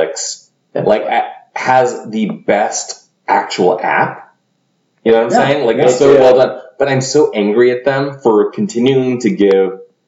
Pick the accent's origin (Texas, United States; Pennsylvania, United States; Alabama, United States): Texas, United States; I'm a Texan